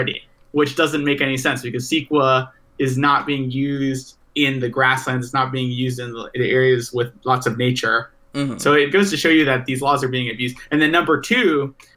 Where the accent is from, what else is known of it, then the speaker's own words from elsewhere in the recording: California, United States; Growing up in California, we had spare the air days every once in a while